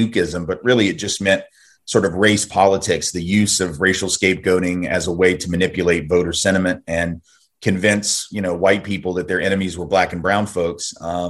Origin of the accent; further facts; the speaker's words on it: Nashville, Tennessee, United States; also born or lived in New Orleans, Louisiana; I went to college at Tulane University in New Orleans, from Nashville, Tennessee. I've lived all my life in the South with the exception of like 5 weeks in Northampton, Mass